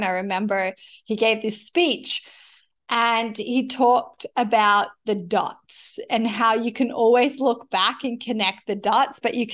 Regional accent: Australia; born or raised there; accent: mix of accents; moved away as an adult; now in Canada

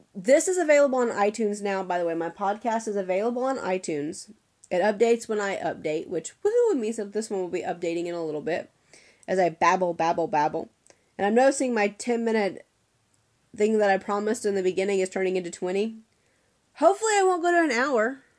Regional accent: Atlanta, Georgia, United States; I'm born and raised in Atlanta

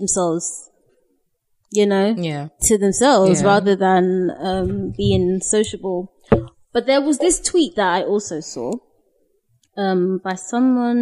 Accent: Ghana; we are Ghanaian. Yes, I'm from Ghana

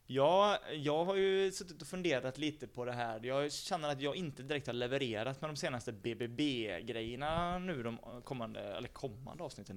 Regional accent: Sweden; vi är svenskar

